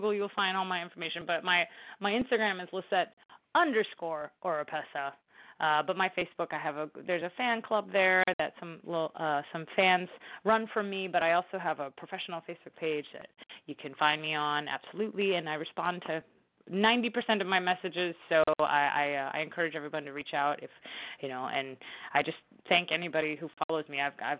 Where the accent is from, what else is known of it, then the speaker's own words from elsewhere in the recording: New Orleans, Louisiana, United States; here in New Orleans, in my hometown